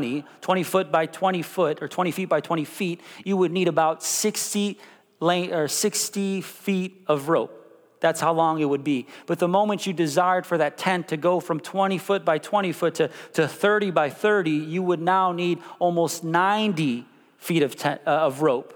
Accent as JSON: {"language": "English", "town": "Chicago", "region": "Illinois", "country": "United States", "tie": "born or raised there", "also_born_or_lived": "Missouri", "moved": "as an adult", "lives_now": "Kansas, United States", "said": "I was born and raised in Chicago"}